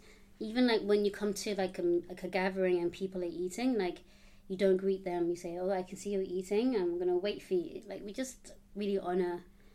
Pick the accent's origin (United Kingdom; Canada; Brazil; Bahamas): United Kingdom; London; also born or lived in Uganda (Buganda, ancestry); growing up in London